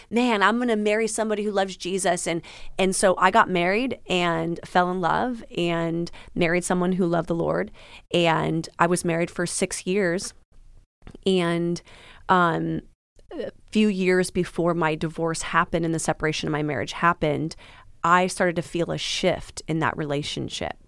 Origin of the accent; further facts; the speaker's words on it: Washington, United States; moved away as an adult; now in Florida, United States; I'm originally from Washington